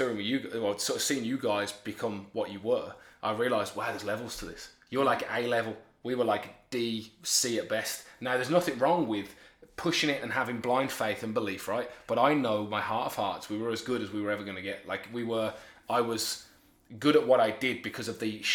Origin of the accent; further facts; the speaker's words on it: Birmingham, West Midlands, United Kingdom; moved away as an adult; now in Lincoln, United Kingdom; I was born and raised in Birmingham, very working class